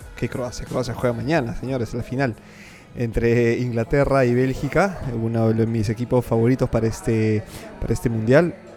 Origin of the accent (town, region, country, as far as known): Peru